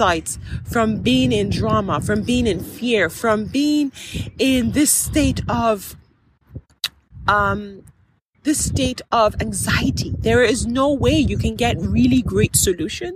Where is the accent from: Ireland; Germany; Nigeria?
Nigeria; I am Nigerian